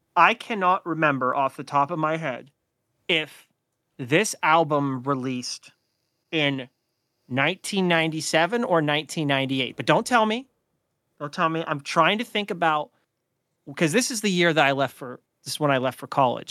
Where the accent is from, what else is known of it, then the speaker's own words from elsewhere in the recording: Oil City, Pennsylvania, United States; where we grew up in Oil City.